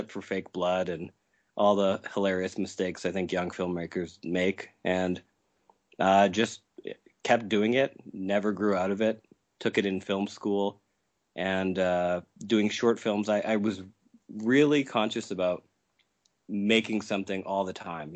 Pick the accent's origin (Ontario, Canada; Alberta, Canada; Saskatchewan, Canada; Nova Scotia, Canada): Saskatchewan, Canada; I'm from Saskatchewan in Canada